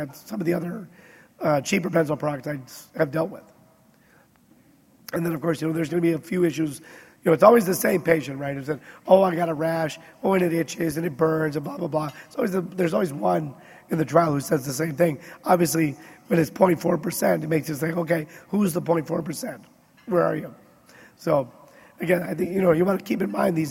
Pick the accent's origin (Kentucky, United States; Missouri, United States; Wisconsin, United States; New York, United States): Wisconsin, United States; I grew up in Wisconsin